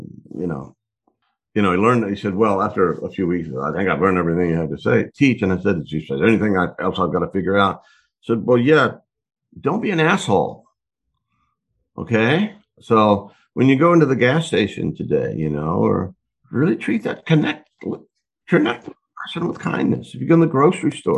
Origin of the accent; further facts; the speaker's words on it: Texas, United States; born and raised in Texas